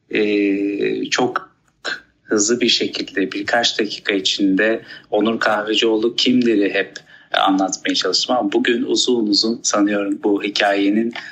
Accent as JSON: {"language": "Turkish", "region": "Gaziantep", "country": "Turkey", "tie": "born there", "said": "1993 yılında e, Gaziantep'te dünyaya geldim."}